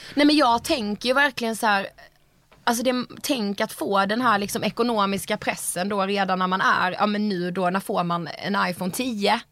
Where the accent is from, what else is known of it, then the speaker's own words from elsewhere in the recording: Karlshamn, Blekinge, Sweden; vi är ju från Karlshamn